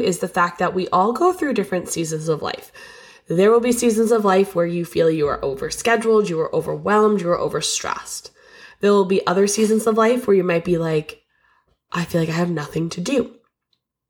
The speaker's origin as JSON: {"language": "English", "town": "Lee", "region": "Massachusetts", "country": "United States", "tie": "born or raised there", "said": "I'm opening a local yoga studio in my hometown of Lee, Massachusetts in January 2024."}